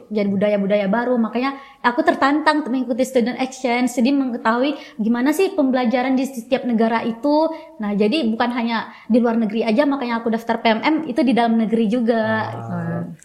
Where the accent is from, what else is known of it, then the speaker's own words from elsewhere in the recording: West Aceh, Indonesia; moved away as an adult; also born or lived in Yogyakarta / Kalimantan; aku asalnya dari Aceh Barat